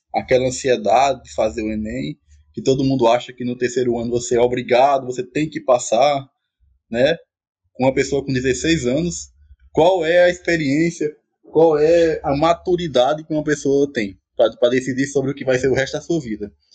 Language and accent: Portuguese; Araripina/Ouricuri, Pernambuco, Brazil; moved away as an adult; also born or lived in Santa Cruz; now in Paulo Afonso, Brazil; sou natural de Aricuri, Pernambuco, moro em Santa Cruz